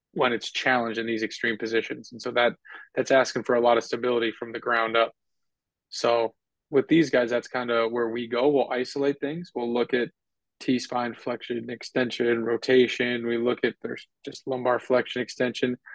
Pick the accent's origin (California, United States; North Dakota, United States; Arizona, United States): North Dakota, United States; moved away as an adult; now in Tampa, United States; I'm from North Dakota, so it's not like I'm living in some big area. We're now living in Tampa